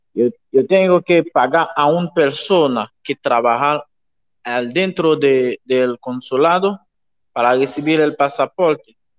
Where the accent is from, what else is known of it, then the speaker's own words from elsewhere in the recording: Haiti; now in Mexico; Soy haitiano, vivo en México.